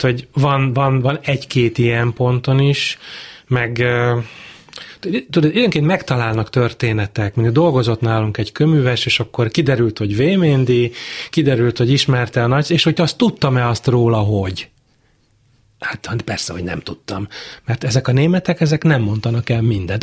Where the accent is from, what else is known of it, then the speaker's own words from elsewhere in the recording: Pécs, Baranya, Hungary; also born or lived in Budapest; A Pécsi kórházban születtem